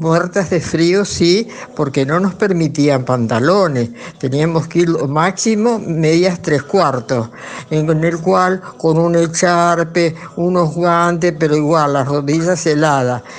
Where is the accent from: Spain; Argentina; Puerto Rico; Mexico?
Argentina; Buchardo, Córdoba; Nací en Buchardo, mi escuela primaria la hice ahí